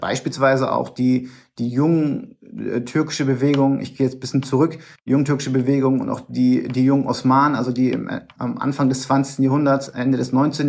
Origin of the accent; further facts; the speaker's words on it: Bremen, Germany; moved away; in meiner Heimatstadt in Bremen